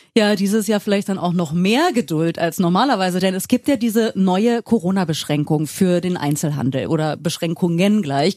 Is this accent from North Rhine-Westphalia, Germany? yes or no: no; Berlin, Germany; wir so als Berliner, die mit Zoo und Aquarium aufgewachsen sind